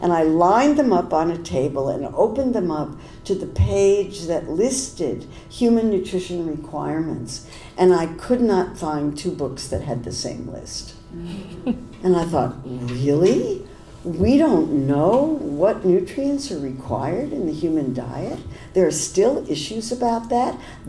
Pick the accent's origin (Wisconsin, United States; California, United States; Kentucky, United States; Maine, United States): California, United States; Berkeley; I didn't really understand the difference between Democrats and Republicans because I came from Berkeley and we thought they were all the same.